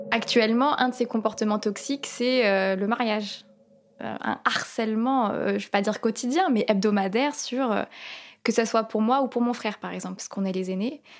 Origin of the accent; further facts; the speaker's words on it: France; je suis française d'origine palestinienne, je suis née ici.